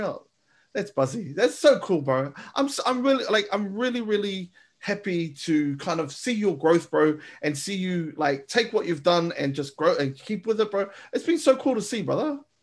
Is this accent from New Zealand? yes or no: yes; Manurewa, Auckland, New Zealand; also born or lived in Clendon; I'm from Manurewa